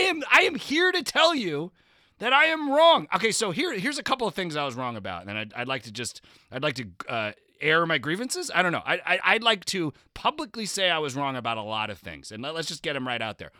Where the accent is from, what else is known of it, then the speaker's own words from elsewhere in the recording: New Jersey, United States; I'm from New Jersey